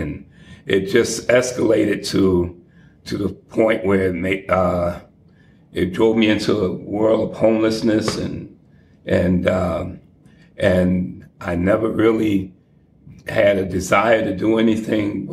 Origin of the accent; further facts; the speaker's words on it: New York City, New York, United States; also born or lived in Atlanta, Georgia; now in Boston, United States; I'm originally from Harlem, New York, 129th and St. Nicholas Avenue